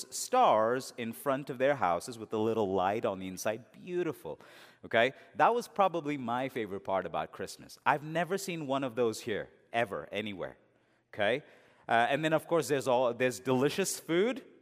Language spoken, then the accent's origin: English; India; also born or lived in England; All that I'd seen in those movies growing up in India and in England, it was all there.